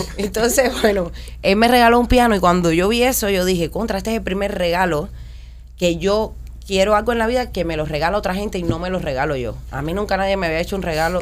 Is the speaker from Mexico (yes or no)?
no; Cuba; moved away as an adult; los que venimos de Cuba